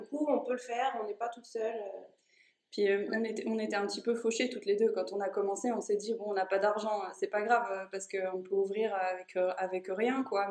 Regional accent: Haute-Savoie, Auvergne-Rhône-Alpes, France; moved away; je viens de Haute-Savoie

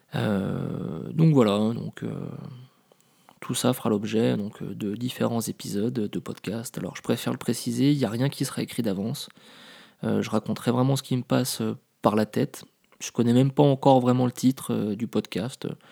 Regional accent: Paris, Île-de-France, France; moved away as an adult; also born or lived in Lille; je suis parisien

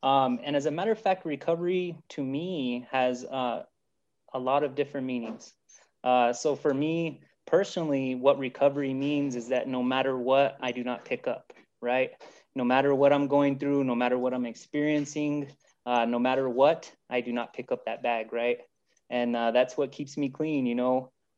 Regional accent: New Mexico, United States; From what you heard from my bio is that I'm from New Mexico. I've lived here my whole life, and I live New Mexico. I speak New Mexico and I eat New Mexico, right?

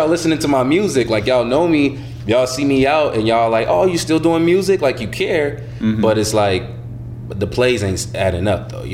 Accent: Minnesota, United States; also born or lived in Illinois; I always got love for Minnesota

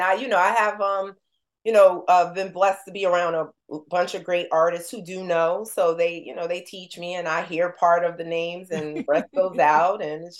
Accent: New Jersey, United States; You know, we're from Jersey.

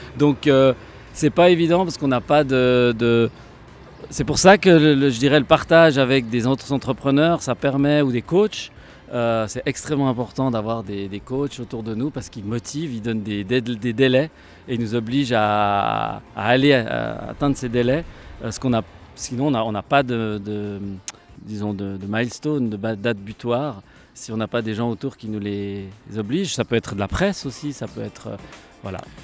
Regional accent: Switzerland; en tant que bon Suisse à l'armée il y a très longtemps

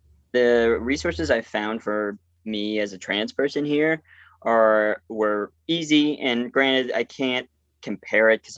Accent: Colorado, United States; also born or lived in Nanjing, China / New Orleans; I was from Colorado.

